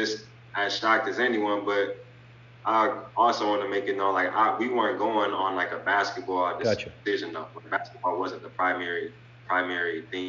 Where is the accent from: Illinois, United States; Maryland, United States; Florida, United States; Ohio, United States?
Ohio, United States; Lima; growing up in Lima, like, we're such a basketball city